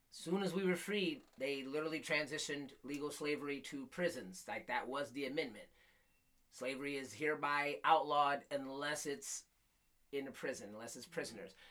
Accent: Flint, Michigan, United States; I grew up in Flint

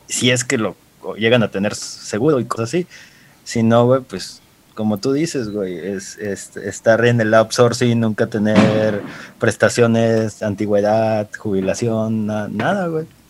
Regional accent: Mexico; casi no la usamos como mexicanos

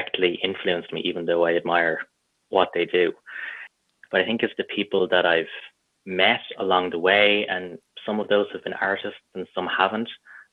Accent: Dublin, Leinster, Ireland; also born or lived in Midlands, Ireland; I was born in Dublin and I've kind of lived between Dublin and then Midlands where my parents moved

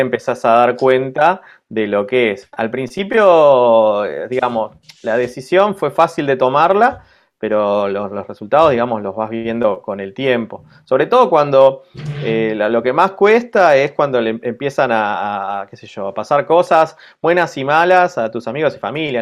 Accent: Argentina; moved away as an adult; also born or lived in Buenos Aires; now in Lille, France; somos eh, cuatro argentinos

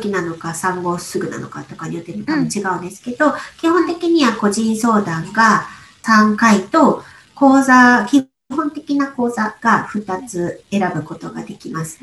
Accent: Aichi, Japan; moved away as an adult; 私が愛知県出身なので、もう今実家がすぐ近くなんですね

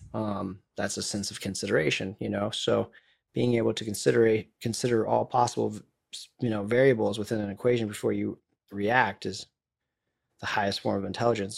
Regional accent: Florida, United States; I'm from Florida

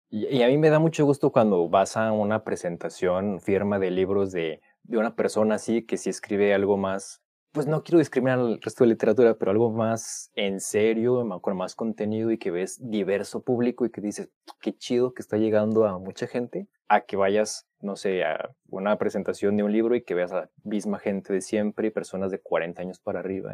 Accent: Mexico; soy mexicano

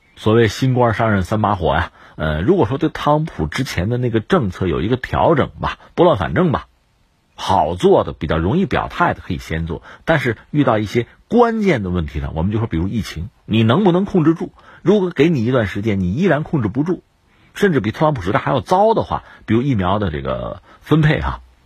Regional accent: China; 我们中国人下来讲什么呢

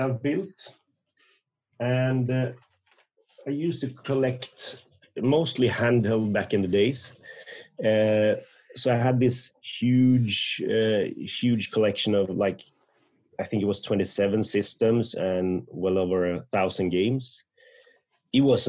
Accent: Sweden; I'm from Sweden.

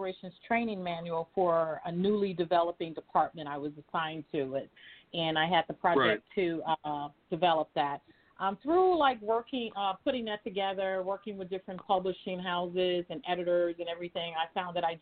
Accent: Chicago, Illinois, United States; I am from Chicago, a Chicago native

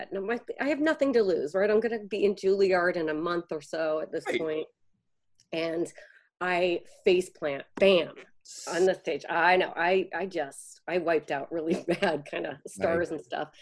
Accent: Chicago, Illinois, United States; moved away; Hubbard Street Dance Chicago, a company that I had grown up with watching and back in my hometown

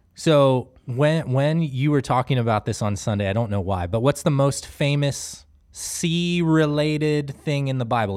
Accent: Wooster, Ohio, United States; me and Jera we, we grew up in Worcester

